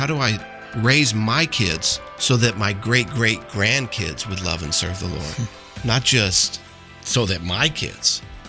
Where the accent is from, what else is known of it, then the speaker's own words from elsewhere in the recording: San Antonio, Texas, United States; I am from San Antonio, Texas.